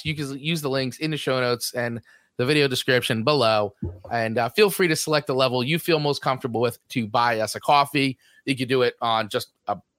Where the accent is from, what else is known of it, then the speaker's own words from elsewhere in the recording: New Jersey, United States; accent: Jersey; my Jersey accent